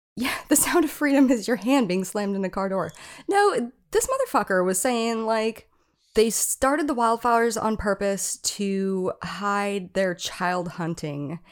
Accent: Oahu, Hawaii, United States; moved away; also born or lived in Iowa; I am from Oahu, but my family lives on Maui

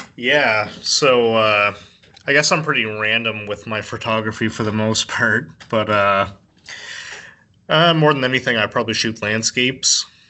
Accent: Canada; a Canadian

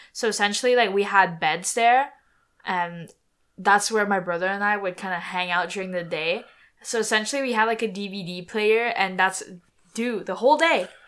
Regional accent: near Montreal, Quebec, Canada; we went to school near Montreal, so we kind of at school we grew up in that type of environment

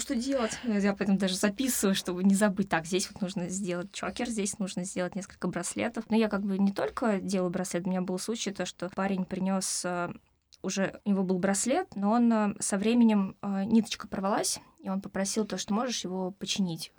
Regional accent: Moscow, Russia; Я из Москвы. Да, я здесь родилась, училась

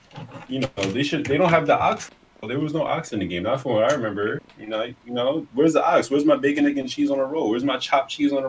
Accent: New York, United States; I'm from New York.

